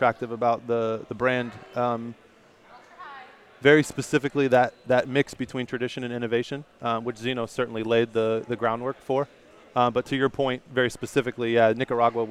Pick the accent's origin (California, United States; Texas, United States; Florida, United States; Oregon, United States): Florida, United States; Treasure Island; I was born in Treasure Island